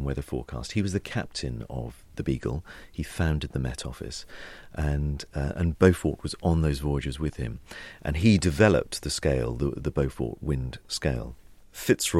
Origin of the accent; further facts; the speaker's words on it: Suffolk, East of England, United Kingdom; moved away as an adult; now in London, United Kingdom; Having a family which has a big fishing heritage, and Suffolk and the coast and Suffolk being so special to me, it really is my home